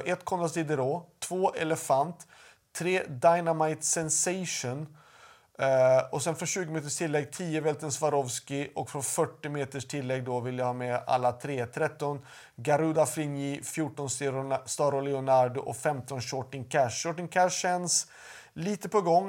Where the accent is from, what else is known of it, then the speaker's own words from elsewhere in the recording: Sweden; hemma i Sverige